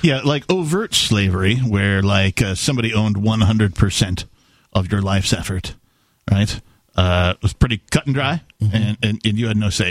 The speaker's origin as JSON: {"language": "English", "region": "Wisconsin", "country": "United States", "tie": "born or raised there", "said": "growing up in Wisconsin, I did see a number of uh, cow fields"}